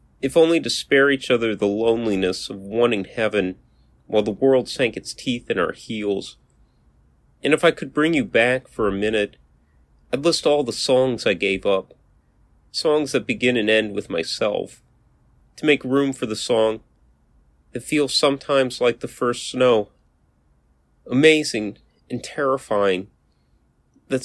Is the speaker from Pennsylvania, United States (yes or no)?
no; New Orleans, Louisiana, United States; I'm a poet from New Orleans